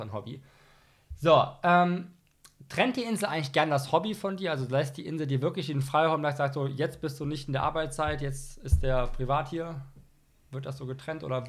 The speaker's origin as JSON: {"language": "German", "region": "Rhineland", "country": "Germany", "said": "ich komme aus dem Rheinland"}